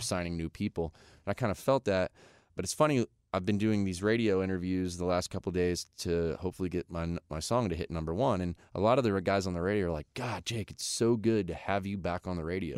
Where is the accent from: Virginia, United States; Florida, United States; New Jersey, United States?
Florida, United States; now in Nashville, United States; where I grew up in Florida